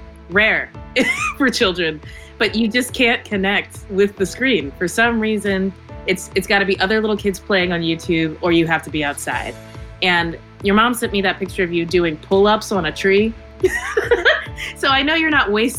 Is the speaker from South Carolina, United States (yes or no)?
no; across the river from Cincinnati, Northern Kentucky, United States; in Cincinnati, Ohio, which is my hometown. I guess it's like my home city. I'm from across the river in Kentucky